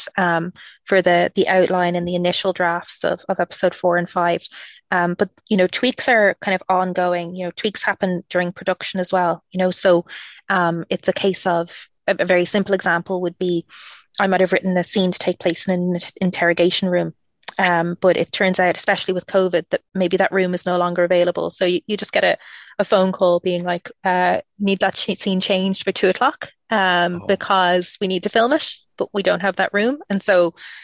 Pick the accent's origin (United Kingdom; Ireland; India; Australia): Ireland; I'm Irish